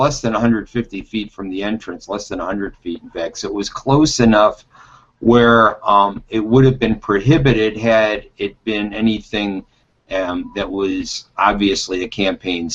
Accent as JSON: {"language": "English", "town": "Detroit", "region": "Michigan", "country": "United States", "tie": "born or raised there", "said": "I grew up in Detroit."}